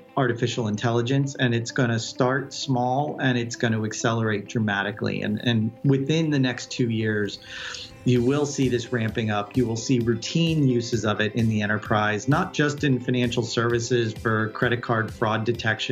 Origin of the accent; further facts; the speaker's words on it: Palo Alto, California, United States; I'm actually a Silicon Valley native. I'm currently based out of our California office at Citrix, but I grew up in the area, grew up in Palo Alto